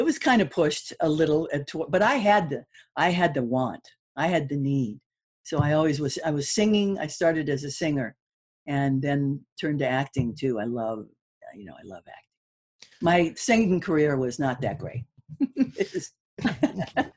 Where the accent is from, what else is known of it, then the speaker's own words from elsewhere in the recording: Malibu, California, United States; also born or lived in Hollywood, California; I was born in Hollywood, for goodness sakes. Mm. And then I grew up in Malibu.